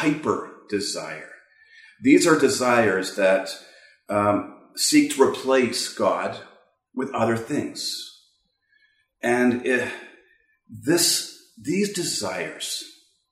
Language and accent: English; Canada; from Canada.